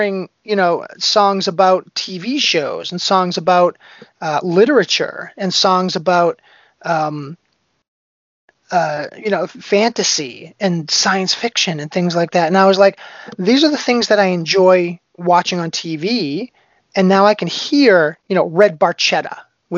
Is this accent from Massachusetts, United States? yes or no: yes; Boston, Massachusetts, United States; I grew up around Boston